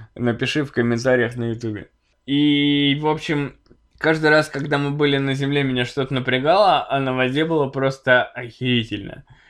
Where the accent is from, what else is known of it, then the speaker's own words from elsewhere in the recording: Chelyabinsk, Chelyabinsk Oblast, Russia; мы все из Челябинска